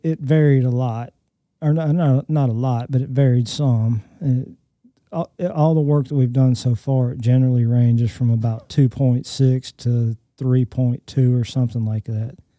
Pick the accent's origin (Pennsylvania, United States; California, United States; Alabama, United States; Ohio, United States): Alabama, United States; I grew up in Alabama and went to the Birmingham Zoo